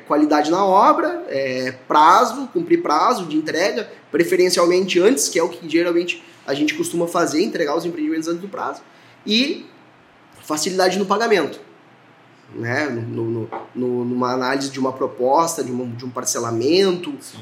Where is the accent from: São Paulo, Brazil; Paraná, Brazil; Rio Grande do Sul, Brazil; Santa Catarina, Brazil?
Rio Grande do Sul, Brazil; Horizontina; also born or lived in Mato Grosso; eu sou natural de Horizontina